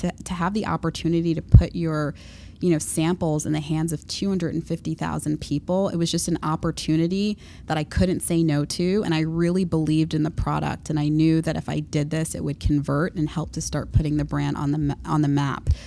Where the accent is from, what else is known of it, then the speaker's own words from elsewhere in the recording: Long Island, New York, United States; I grew up in Long Island